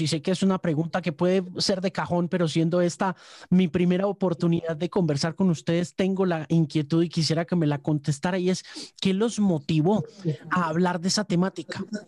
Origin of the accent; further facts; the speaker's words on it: United States; quienes nos criamos en los Estados Unidos